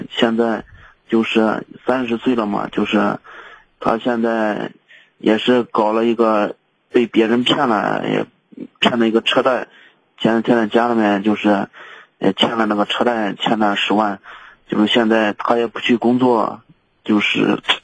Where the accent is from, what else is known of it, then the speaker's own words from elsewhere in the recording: Henan, China; moved away; 在河，在我们老家